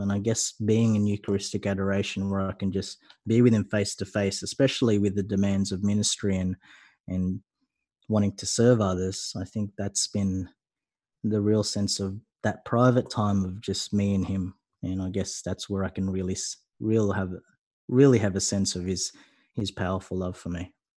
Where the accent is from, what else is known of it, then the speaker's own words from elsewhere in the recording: Sydney, New South Wales, Australia; I'm from Sydney